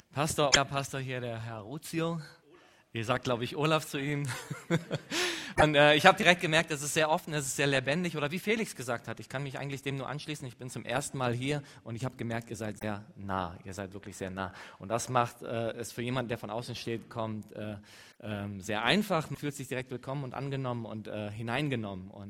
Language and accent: German; Eastern Anatolia, Turkey; German is a second language; ich komme aus dem Nahen Osten, Ostanatolien. Ich komme ziemlich nah an der Grenze, äh, aus, äh, an der Grenze von, äh, von Syrien.